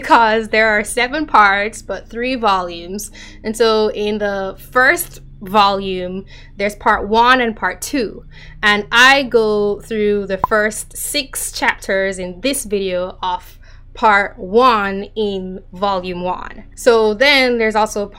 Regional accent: Jamaica; now in United States; I am Jamaican, so like what I learned growing up was primarily Caribbean history

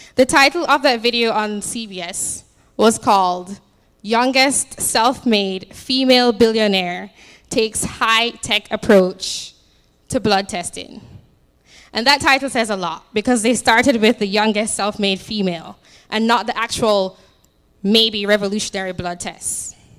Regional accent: Jamaica; now in United States; I'm from Jamaica, although I've been here for like nine years now

